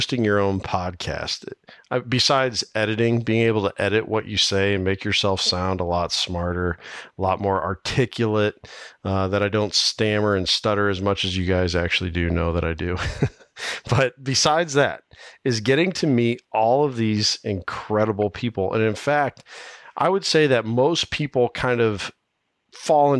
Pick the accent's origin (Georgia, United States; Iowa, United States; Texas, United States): Iowa, United States; from right here in my home state of Iowa